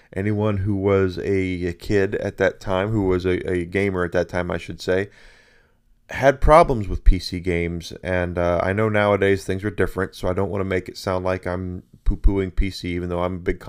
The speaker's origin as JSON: {"language": "English", "region": "Southern United States", "country": "United States", "tie": "born or raised there", "said": "I grew up in the South. One of the places I grew up was in the South. I grew up all over the place, quite frankly, but I really like the South."}